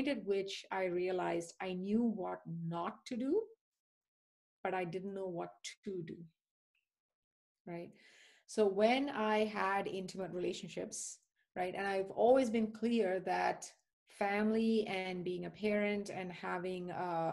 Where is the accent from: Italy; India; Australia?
India; moved away; also born or lived in United Kingdom; So I was born and raised in India and spent a few years in the UK